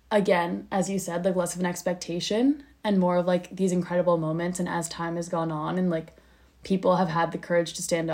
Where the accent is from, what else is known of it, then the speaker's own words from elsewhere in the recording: Philadelphia, Pennsylvania, United States; I'm from Philadelphia